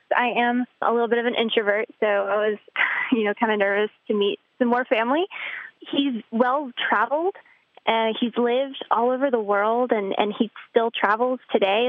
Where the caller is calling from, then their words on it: North Carolina, United States; I'm calling from North Carolina